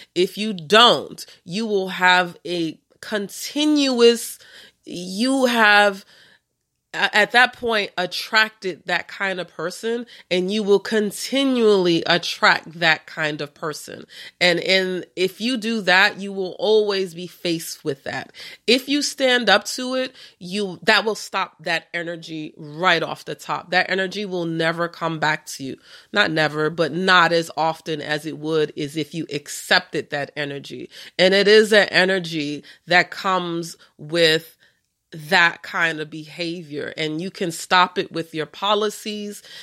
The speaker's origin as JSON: {"language": "English", "region": "New York", "country": "United States", "said": "I'm from New York"}